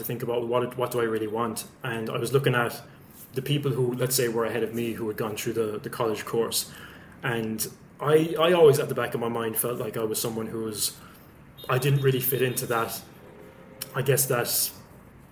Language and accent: English; West Limerick, Munster, Ireland; also born or lived in Dublin; I'm originally from Dublin, but grew up in West Limerick in a place called Gillin, small village.